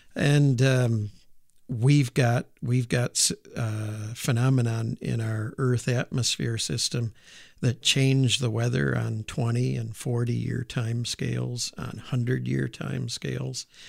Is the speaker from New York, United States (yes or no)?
yes; Auburn, New York, United States; moved away as an adult; also born or lived in Moscow / Purdue; I grew up in upstate New York, uh, in a town called Auburn, which is, uh, right in the Finger Lakes.